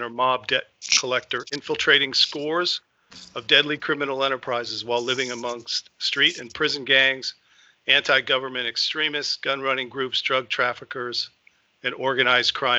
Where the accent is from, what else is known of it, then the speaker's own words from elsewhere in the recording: Tucson, Arizona, United States; We grew up in Tucson, Arizona, and we were actually on the same youth football team when we were, I guess, 14